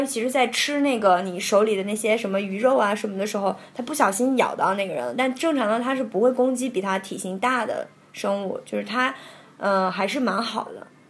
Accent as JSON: {"language": "Chinese", "country": "China", "said": "但是我们大陆这边"}